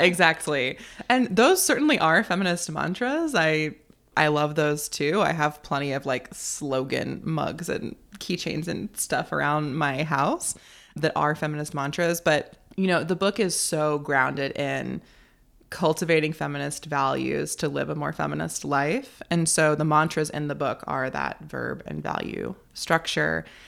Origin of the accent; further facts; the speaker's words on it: North Carolina, United States; also born or lived in Chicago; now in Nebraska, United States; I grew up in North Carolina. I'm now living in Nebraska